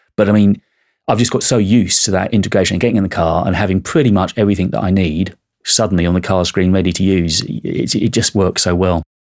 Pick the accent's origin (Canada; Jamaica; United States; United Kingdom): United Kingdom; I'm British and I'm of a certain age